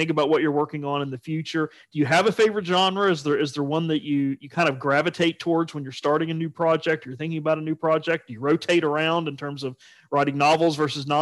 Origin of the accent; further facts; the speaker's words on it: Appalachia, United States; as an Appalachian myself